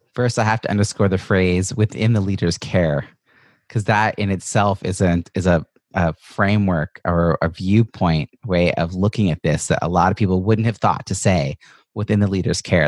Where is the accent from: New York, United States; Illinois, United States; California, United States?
New York, United States; Long Island; I'm also from Long Island